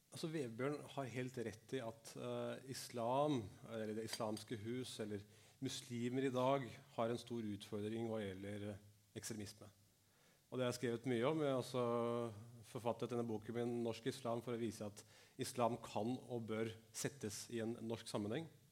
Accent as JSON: {"language": "Norwegian", "country": "Norway", "tie": "born or raised there", "said": "jeg er født og oppvokst i Norge. Jeg er norsk, men mine foreldre kom fra India og Pakistan"}